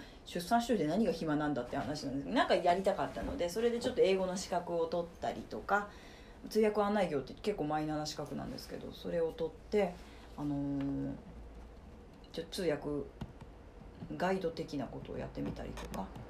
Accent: Fukuyama, Hiroshima, Japan; moved away as an adult; also born or lived in Kansai; now in Osaka, Japan; 広島県福山市の出 身で

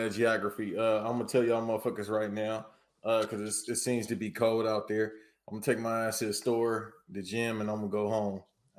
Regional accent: Los Angeles, California, United States; now in Charlotte, United States; I'm from L.A.

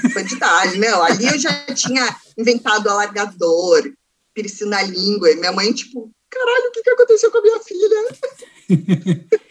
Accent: Santos, São Paulo, Brazil; eu nasci em São Paulo, capital, porém, eu vivi metade da minha vida em Santos

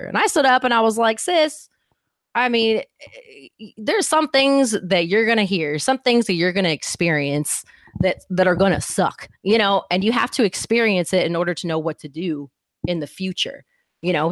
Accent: Houston, Texas, United States; I'm from Houston

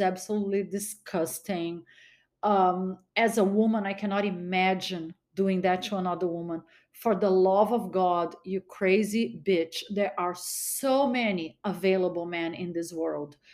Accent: Brazil; now in United States; I was born in Brazil. My mom was Brazilian

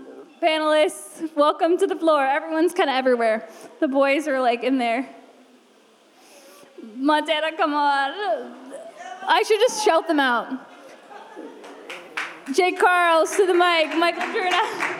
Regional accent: Canada; moved away as an adult; now in Los Angeles, United States; 5 years ago, I moved to LA from Canada, and I was 22.

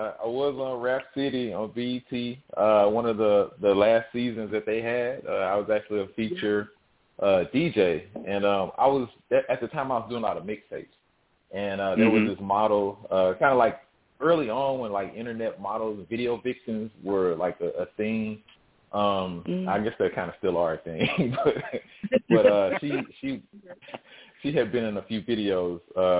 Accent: Houston, Texas, United States; I'm born and raised in Houston, Texas. So I'm a South Side representer. born and raised on the Gulf Coast here.

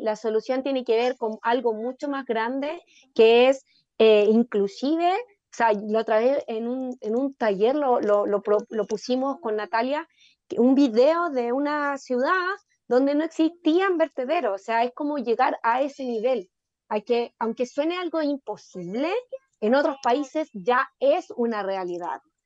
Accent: Chile; also born or lived in Independencia, Santiago; nosotros como chilenos

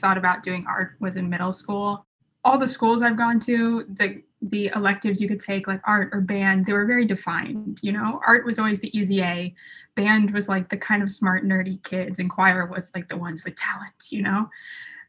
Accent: Atlanta, Georgia, United States; also born or lived in Colorado; now in New York, United States; I'm currently a student at Stark at NYU, but I grew up in Atlanta

